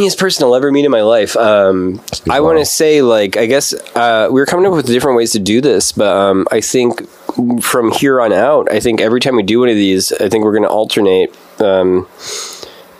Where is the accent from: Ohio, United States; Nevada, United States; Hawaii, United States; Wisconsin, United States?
Wisconsin, United States; Stoughton; also born or lived in Madison / Chicago; my youth was in this suburb, super racist, shitty little town called Stoughton